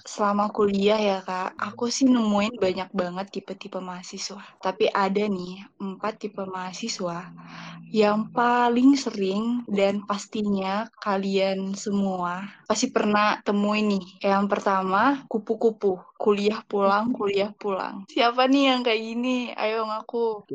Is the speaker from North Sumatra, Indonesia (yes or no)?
yes; Pematang Siantar, North Sumatra, Indonesia; now in Bekasi, Indonesia; Aku asalnya dari Pematang Siantar, Sumatera Utara tapi sekarang domisili di Bekasi.